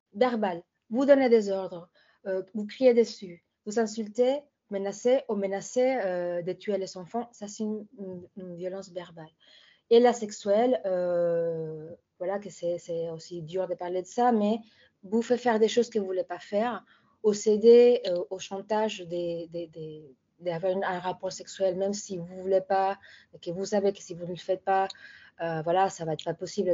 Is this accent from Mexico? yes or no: yes; Mexico; moved away; chez moi au Mexique